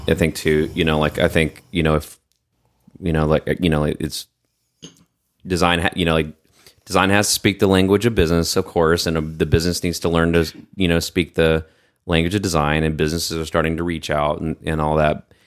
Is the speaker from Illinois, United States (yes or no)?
no; Texas, United States; moved away as an adult; I'm from Texas, too. I spent some time outside of Texas, and I, when I came back